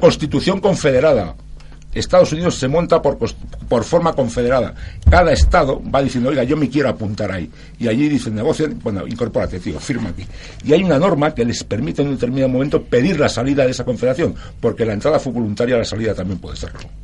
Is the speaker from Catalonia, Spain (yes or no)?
yes; Barcelona, Catalonia, Spain; moved away; Yo soy catalán, ¿eh? nací en Barcelona y viví, viví 27 años en Barcelona, tengo familia en Barcelona